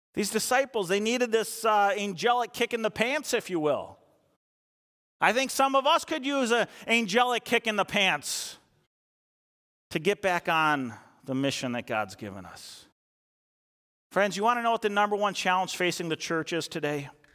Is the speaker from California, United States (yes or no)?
no; Eden Prairie, Minnesota, United States; also born or lived in Chisago Lakes area, Minnesota; growing up in Eden Prairie, I played football from fourth grade through high school